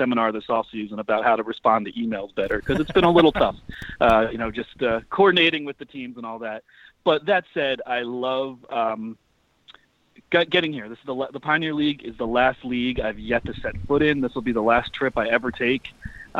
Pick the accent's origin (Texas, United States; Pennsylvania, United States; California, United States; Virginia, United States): Pennsylvania, United States; now in New York City, United States; coming from New York City and growing up in Pennsylvania